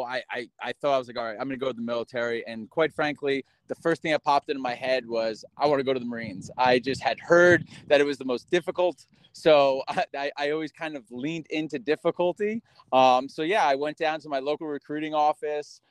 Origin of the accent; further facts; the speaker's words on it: Mahwah, New Jersey, United States; moved away as an adult; now in New York State, United States; I grew up in Mahwah